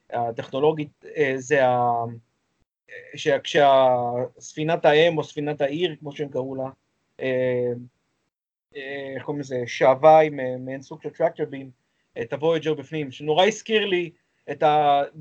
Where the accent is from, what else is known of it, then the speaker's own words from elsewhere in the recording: Israel; אנחנו ישראלים.